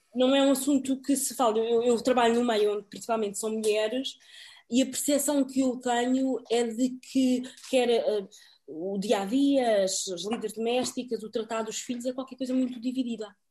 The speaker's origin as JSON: {"language": "Portuguese", "country": "Portugal", "also_born_or_lived": "Cape Verde", "moved": "as an adult", "lives_now": "United Kingdom", "said": "eu sou portuguesa também, não é? De origem cabo-verdiana"}